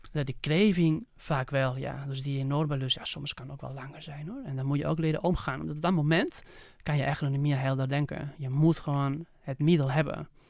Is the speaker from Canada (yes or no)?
no; Barcelona, Catalonia, Spain; Dutch is a second language; moved away as an adult; now in Netherlands; eigenlijk in Barcelona, waar ik vandaan kom